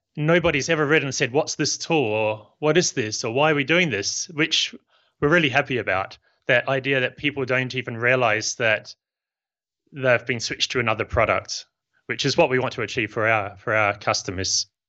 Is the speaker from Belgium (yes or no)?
no; New Zealand; now in Barcelona, Spain; You can probably tell from my accent that I'm not from Spain. I'm from New Zealand.